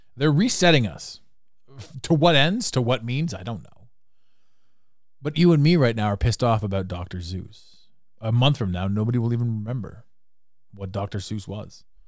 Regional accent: Canada; accent: Canadian; now in Toronto, Canada

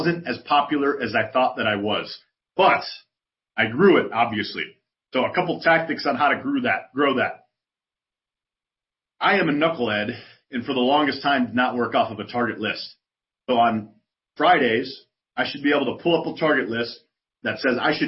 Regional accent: Chicago, Illinois, United States; now in San Antonio, United States; I'm from Chicago. I live in San Antonio

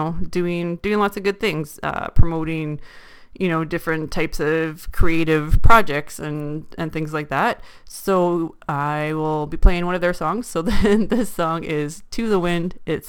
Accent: Ontario, Canada; … was actually from my hometown, so shout out to them. But this is one that is from Toronto, which is in the same province as me, on good old Ontario.

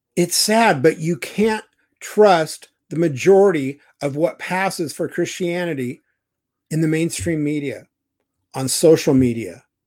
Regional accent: Idaho, United States; I'm from Idaho

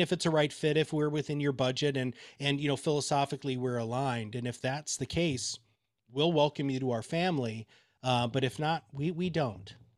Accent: Kalamazoo, Michigan, United States; also born or lived in Dover, Delaware; I grew up in Kalamazoo, Michigan.

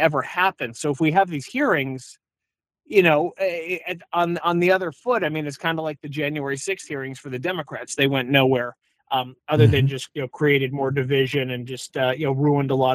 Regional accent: California, United States; I'm from California.

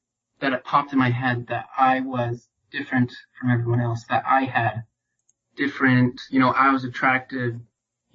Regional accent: Utah, United States; born and raised in Utah

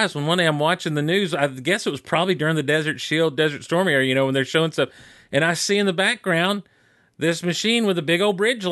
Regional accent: Athens, Georgia, United States; suburban kid, growing up in Athens, Georgia in that time

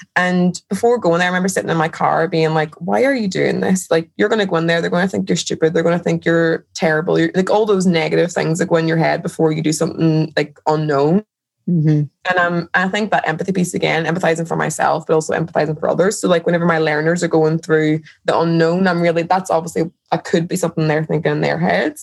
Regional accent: Derry, Northern Ireland, United Kingdom; moved away; I'm originally from Derry in Ireland

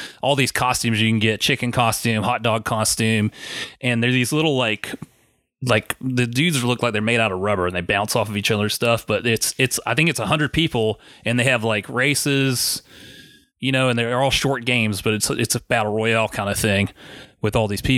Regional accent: South Carolina, United States; I'm from South Carolina, but very close to Georgia

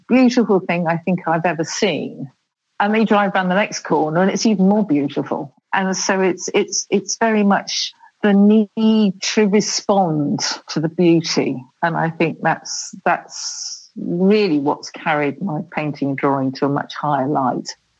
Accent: England, United Kingdom; moved away as an adult; now in Italy; we are known as the English

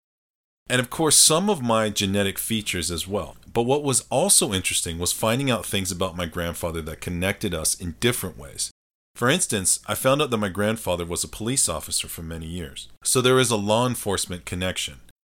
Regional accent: Colorado, United States; I am definitely a product of growing up in Colorado

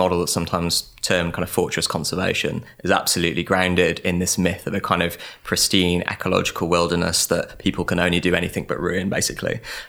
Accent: Wales, United Kingdom; I grew up on the Gwent Levels, which is a kind of swampy marshland, basically, in the south of Wales and Severn Estuary.

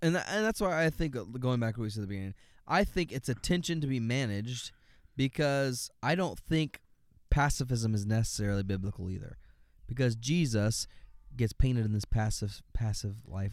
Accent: United States; I'm an American

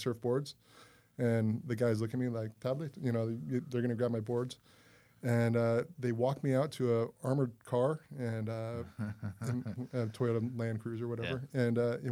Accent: Hawaii, United States; I'm from Hawaii

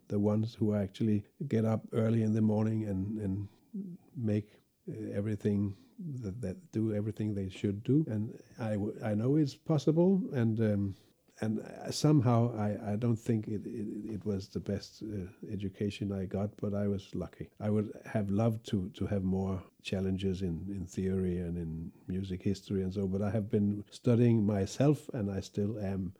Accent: Copenhagen, Capital Region of Denmark, Denmark; my hometown in Denmark, in, it was Copenhagen

